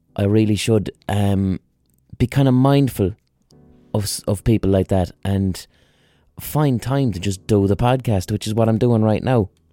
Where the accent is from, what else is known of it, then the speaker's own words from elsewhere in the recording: Ireland; We as Irish people